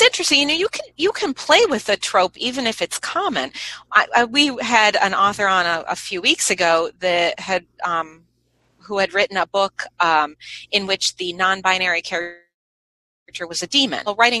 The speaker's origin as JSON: {"language": "English", "country": "United States", "said": "I, as an American"}